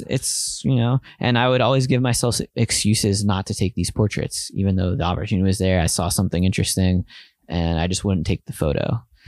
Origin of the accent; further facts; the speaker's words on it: Bethlehem, Pennsylvania, United States; now in New York, United States; where I grew up in Bethlehem, Pennsylvania